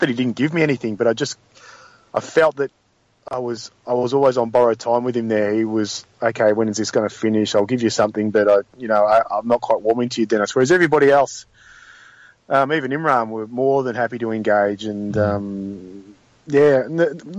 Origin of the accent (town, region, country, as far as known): Australia